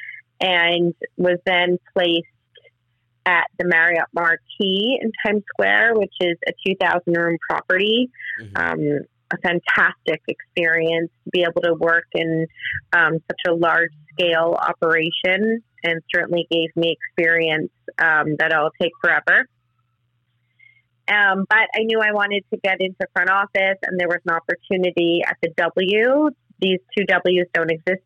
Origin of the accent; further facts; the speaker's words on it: Montreal, Quebec, Canada; moved away as an adult; also born or lived in Florida / New York City; my hometown of Montreal